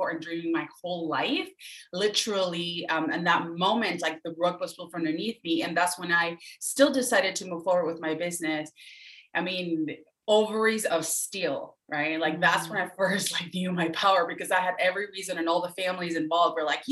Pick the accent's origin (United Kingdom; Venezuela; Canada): Venezuela; moved away; I'm from Venezuela, originally was born and raised